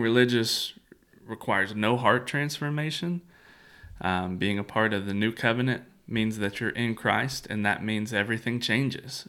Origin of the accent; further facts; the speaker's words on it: United States; as an American